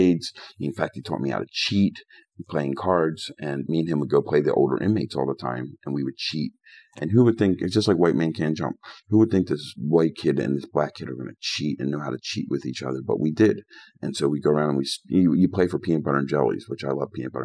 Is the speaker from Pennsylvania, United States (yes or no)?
yes; Philadelphia, Pennsylvania, United States; I grew up in Philly playing these games my whole life